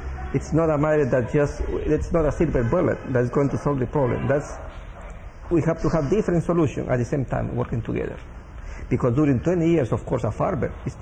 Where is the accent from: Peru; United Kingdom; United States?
Peru; moved away as an adult; I was born and live in the Huallaga Valley